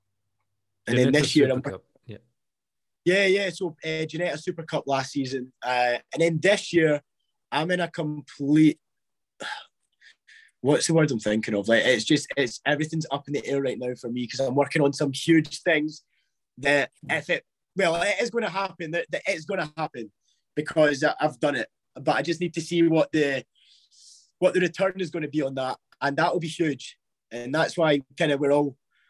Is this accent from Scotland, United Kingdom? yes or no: yes; Scotland, United Kingdom; accent: Scottish; I was raised in Scotland. My mum's from El Salvador.